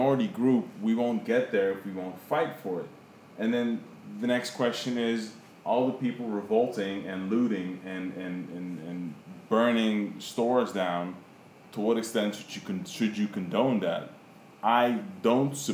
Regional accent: Netherlands; moved away as an adult; also born or lived in Caribbean; now in New York, United States; I was born in the Caribbean, raised in Holland

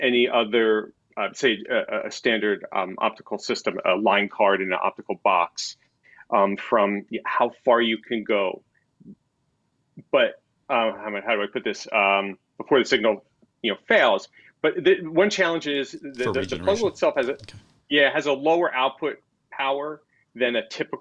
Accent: New Jersey, United States; moved away; we're both from New Jersey

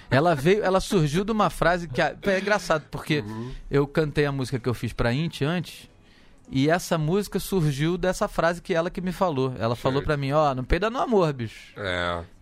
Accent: Rio de Janeiro, Brazil; Eu sou carioca, eu não falo chimbal

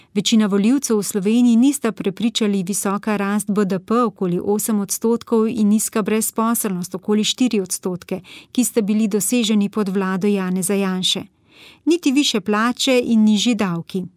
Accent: Slovenia; smo Slovenci

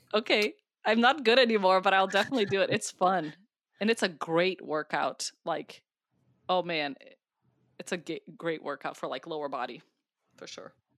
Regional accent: Brazil; now in United States; I'm from Brazil. Uh, I am a U S citizen, but I was born in Brazil.

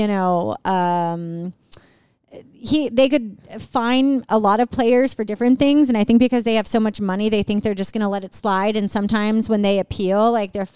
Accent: Canada; I'm a Canadian

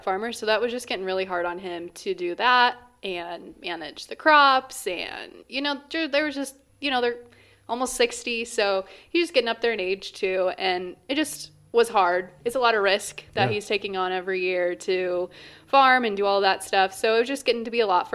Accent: Columbus Junction, Iowa, United States; I grew up on a farm in southeast Iowa, so I originally hail from Columbus Junction

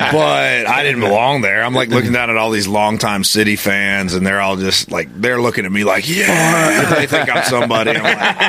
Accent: United States; I grew up in America.

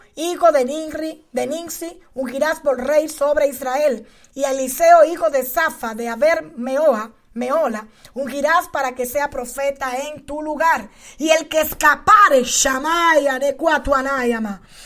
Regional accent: Dominican Republic; now in El Paso, United States; como dicen en mi país

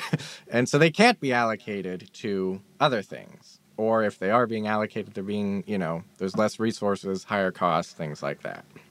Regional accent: Pittsburgh, Pennsylvania, United States; I'm from Pittsburgh.

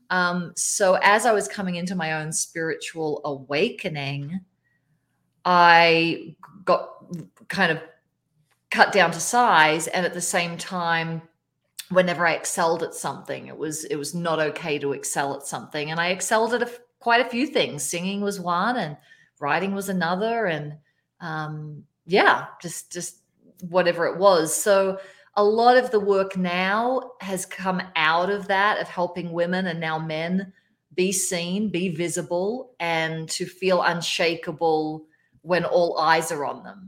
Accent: Australia; now in Colorado, United States; I'm Australian. I live in Colorado now

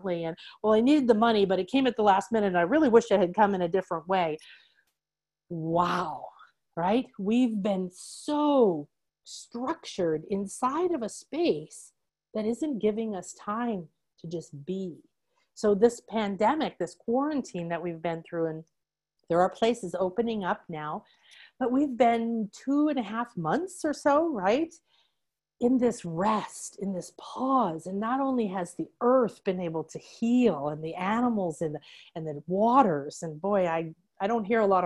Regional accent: Chicago, Illinois, United States; I was raised in the Midwest in Chicago by a banker and a nurse

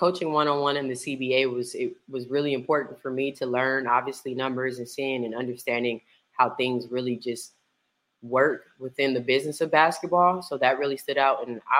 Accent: California, United States; now in Dallas, United States; And also I am currently in Dallas, but I'm from California.

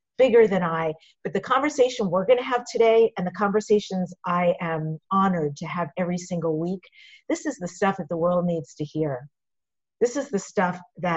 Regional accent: New York, United States; I'm from New York, so for me, it's really familial, your rhythm that you speak

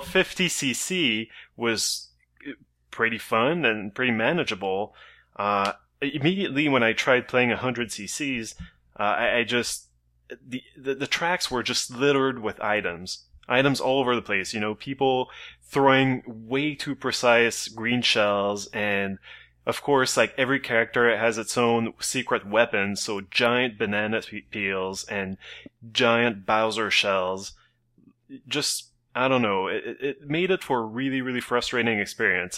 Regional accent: Canada; as a Canadian

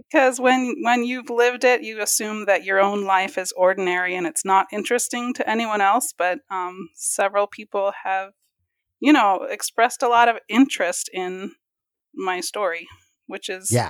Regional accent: New York, United States; also born or lived in Louisiana; When we moved from Louisiana to New York, when I was about in third grade, we kind of, progressed to a more liberal church than the Church of Christ.

